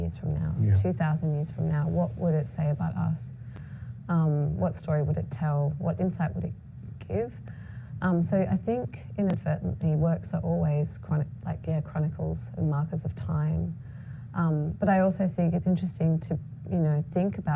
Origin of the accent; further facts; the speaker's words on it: Australia; I was born in Australia of Palestinian heritage